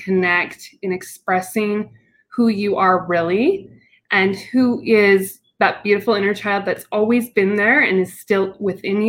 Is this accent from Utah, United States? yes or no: yes; Utah, United States; I am from Utah. I'm in the mountain area